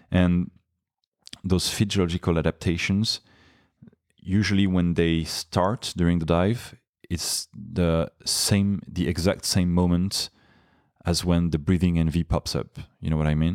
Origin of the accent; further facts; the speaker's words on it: Paris, Île-de-France, France; English is a second language; also born or lived in Nice; I was born in Nice, my hometown now, uh, but I grew up in Paris